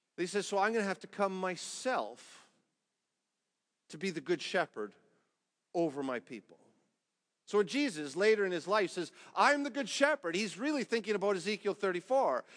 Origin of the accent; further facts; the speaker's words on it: Canada; as a Canadian